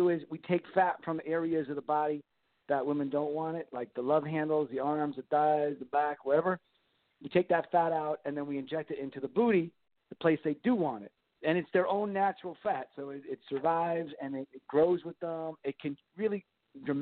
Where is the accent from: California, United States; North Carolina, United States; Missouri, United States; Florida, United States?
Florida, United States; Miami; my hometown of Miami